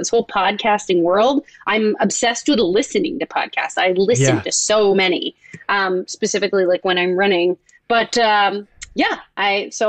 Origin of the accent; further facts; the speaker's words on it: Toronto, Ontario, Canada; moved away as an adult; also born or lived in Indiana; I grew up in Toronto